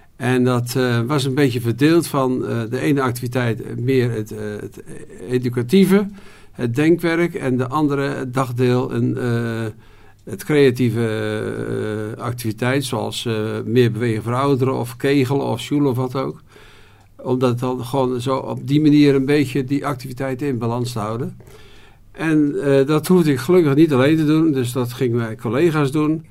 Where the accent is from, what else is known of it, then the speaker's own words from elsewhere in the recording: Goeree-Overflakkee, South Holland islands, Netherlands; now in Wolfheze, Netherlands; ik ben eh, geboren op de Zuid-Hollandse eilanden, Goede Overige